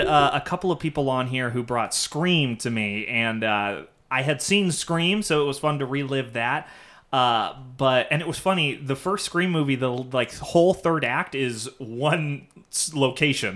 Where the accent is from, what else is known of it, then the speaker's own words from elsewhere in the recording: Irvine, California, United States; I grew up in Irvine